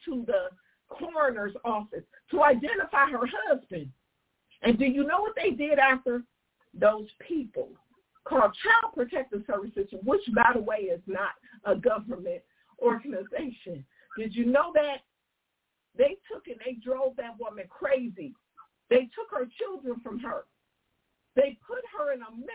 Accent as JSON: {"language": "English", "town": "Detroit", "region": "Michigan", "country": "United States", "said": "I'm from Detroit"}